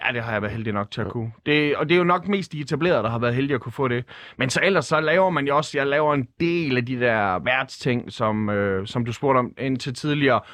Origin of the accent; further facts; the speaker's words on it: Skanderborg, Central Denmark Region, Denmark; jeg er født på Skanderborg Kommunhospital